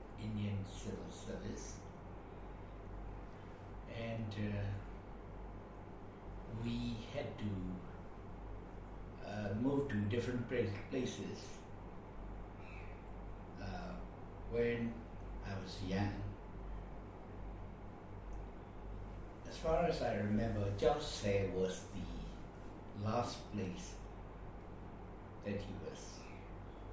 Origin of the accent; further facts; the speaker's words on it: Yangon, Yangon Region, Myanmar; also born or lived in Rakhine State; I was taken to Rakhine only once when I was about 1 year old. And then after that, I grew up in Yangon.